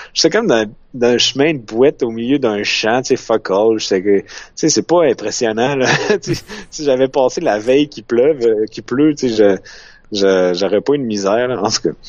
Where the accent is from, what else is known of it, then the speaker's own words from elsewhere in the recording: Quebec, Canada; je venais du Canada, tu sais, oh, du Québec